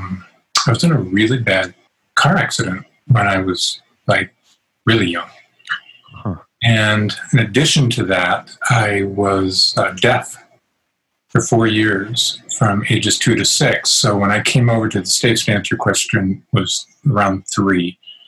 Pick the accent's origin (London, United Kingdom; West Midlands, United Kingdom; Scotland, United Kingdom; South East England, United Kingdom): London, United Kingdom; born there; I'm an English dude, so I was born in London, and there's some lineage and all that, I think, to Wallace.